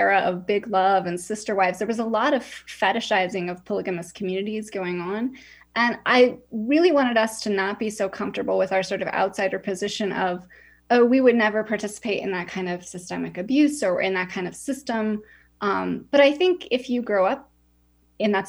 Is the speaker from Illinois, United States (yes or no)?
no; Utah, United States; I grew up in Utah